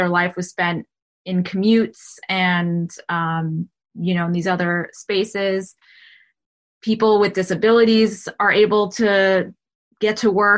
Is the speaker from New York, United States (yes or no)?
yes; New York, United States; I'm from New York